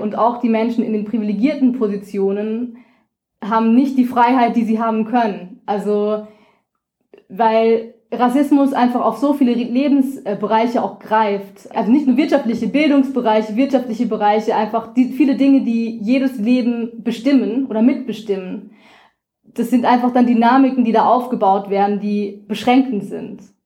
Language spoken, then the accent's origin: German; Rhine-Main area, Hesse, Germany; moved away as an adult; also born or lived in Vienna, Austria; ich bin im Rhein-Main-Gebiet in Hessen aufgewachsen